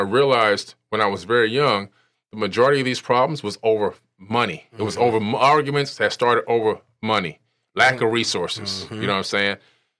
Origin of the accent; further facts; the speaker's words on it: Opa-locka, Florida, United States; You know, I grew up in Opa-locka in Miami.